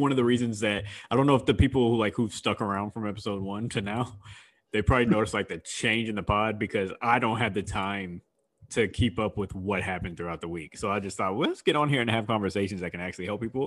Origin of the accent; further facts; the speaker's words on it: Houston, Texas, United States; I'm from Houston